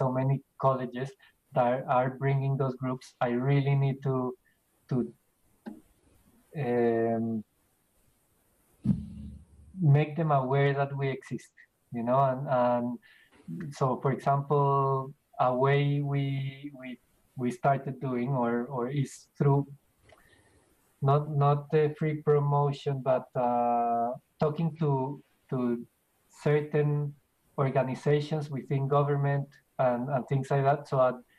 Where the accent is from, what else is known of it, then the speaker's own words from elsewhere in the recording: Bogota, Bogotá Capital District, Colombia; moved away as an adult; now in Australia; I'm from Colombia.